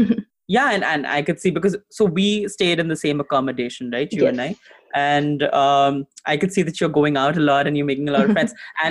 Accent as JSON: {"language": "English", "region": "California", "country": "United States", "said": "And then I guess California. And then you're like, yeah, I'm from California."}